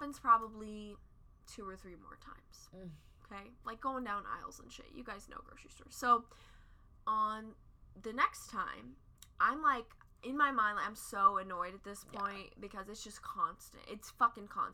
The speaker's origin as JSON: {"language": "English", "region": "Midwest", "country": "United States", "said": "we're from the Midwest"}